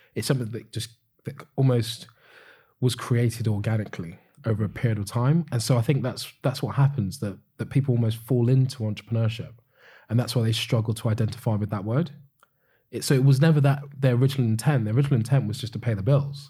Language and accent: English; United Kingdom; as Europeans, as, as British people